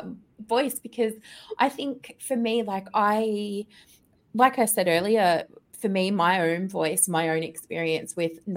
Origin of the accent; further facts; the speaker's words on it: Melbourne, Victoria, Australia; dad's Aussie, mum's German, so there was mixed accent in the home, and people would often comment, where are you from? And I'm like, Melbourne, Australia.